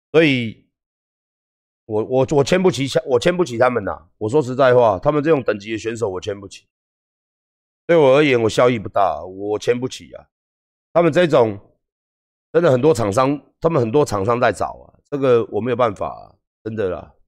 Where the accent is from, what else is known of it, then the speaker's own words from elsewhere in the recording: Taiwan; 我们是台湾人